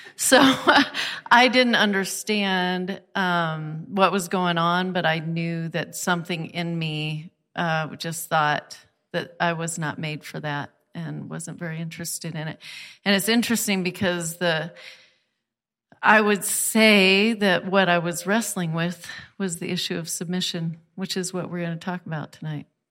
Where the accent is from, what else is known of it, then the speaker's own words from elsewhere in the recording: United States; particularly American Christians